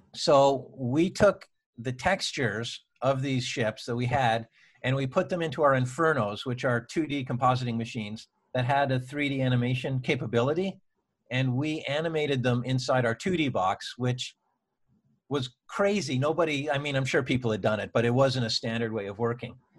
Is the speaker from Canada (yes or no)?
yes; Toronto, Ontario, Canada; moved away as an adult; now in Vancouver, Canada; I was from Toronto.